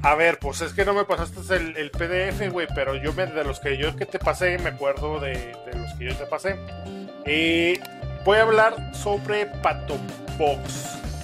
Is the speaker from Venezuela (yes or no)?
no; Mexico; como mal mexicano, güey, que somos